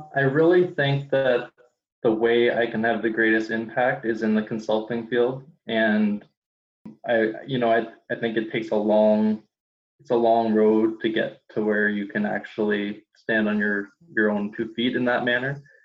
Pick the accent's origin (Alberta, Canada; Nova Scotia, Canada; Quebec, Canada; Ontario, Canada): Ontario, Canada; Toronto; I'm from Toronto, Canada